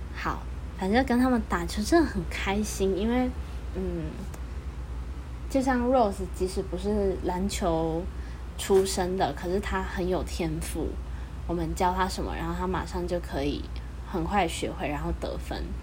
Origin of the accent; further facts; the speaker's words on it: Taichung, Taiwan; 冰壶大专杯这次是在我的家乡台中举办